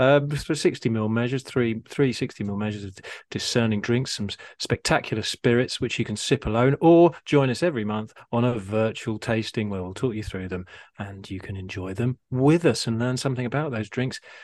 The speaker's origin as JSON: {"language": "English", "town": "Harpenden", "region": "East of England", "country": "United Kingdom", "tie": "born or raised there", "said": "Harpenden is my hometown"}